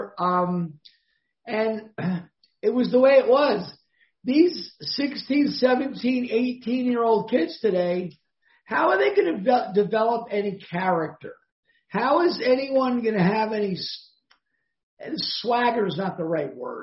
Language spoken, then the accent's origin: English; Cranford, New Jersey, United States; moved away; I grew up in central Jersey, Cranford, New Jersey